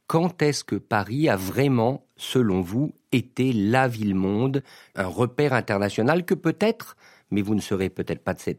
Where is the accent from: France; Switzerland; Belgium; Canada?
Switzerland; c'est le cas quand on vient de Suisse